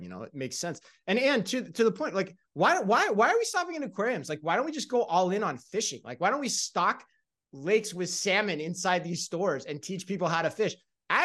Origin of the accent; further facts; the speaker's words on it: Tempe, Arizona, United States; it's right next to Tempe too, where my hometown is, where I hail from, where I'm planning to be over the holidays